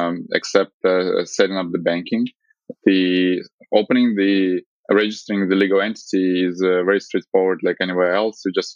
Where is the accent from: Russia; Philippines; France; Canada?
Russia; now in Hong Kong; But I came from when I came from Russia, where we already have all this like mobile banking.